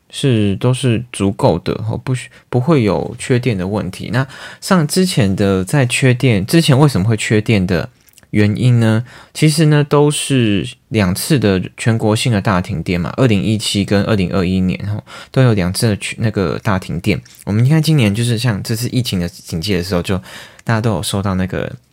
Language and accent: Chinese; Taiwan; 我们台湾人